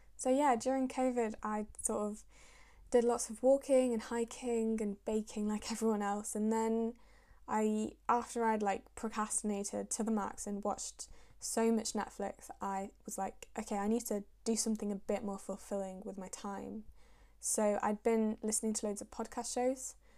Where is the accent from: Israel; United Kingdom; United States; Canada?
United Kingdom; Manchester, North West England; also born or lived in Syria; I was born in Syria, and I moved over to England when I was about a year and a half, and I've lived and grown up in Manchester since then.